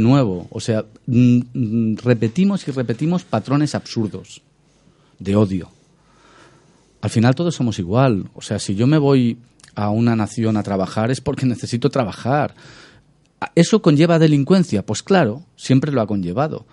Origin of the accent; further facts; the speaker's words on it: Badalona / Massanet, Catalonia, Spain; va a pasar en mi tierra